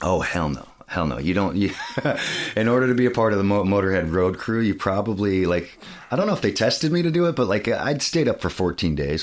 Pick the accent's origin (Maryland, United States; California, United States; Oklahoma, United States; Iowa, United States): California, United States; Saratoga; I grew up in Saratoga, which is covered in redwood trees